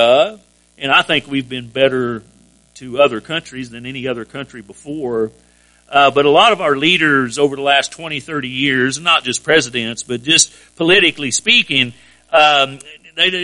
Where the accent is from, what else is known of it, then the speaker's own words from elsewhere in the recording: United States; I'm an American, but I'm a Christian first